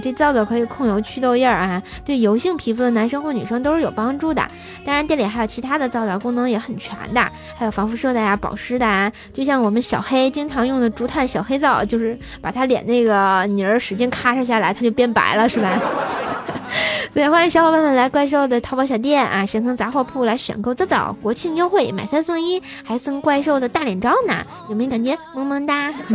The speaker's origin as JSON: {"language": "Chinese", "region": "Tianjin", "country": "China", "tie": "born or raised there", "said": "我虽然不是唐山人，但是我老家是唐山呐。因为我是在天津生的嘛，我爷爷奶奶是从唐山大地震的时候搬到天津来的，所以算，也算半个唐山人了"}